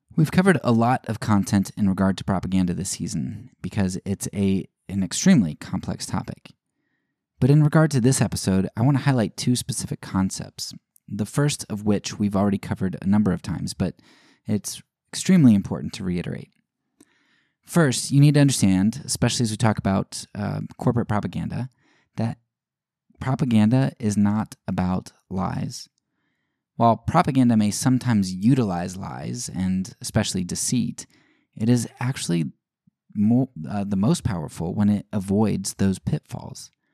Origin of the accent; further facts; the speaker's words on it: United States; as an American citizen, uh, as a white middle class citizen